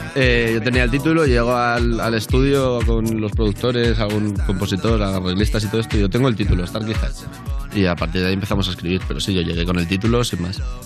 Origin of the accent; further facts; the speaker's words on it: Valencia, Valencian Community, Spain; moved away as an adult; now in Madrid, Spain; me he venido a vivir a Madrid, yo soy de Valencia